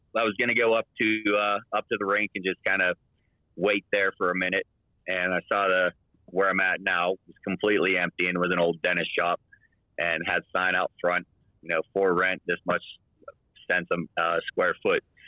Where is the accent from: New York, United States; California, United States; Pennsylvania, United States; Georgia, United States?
Pennsylvania, United States; Pittsburgh; moved away as an adult; now in Utah, United States; I'm from Pittsburgh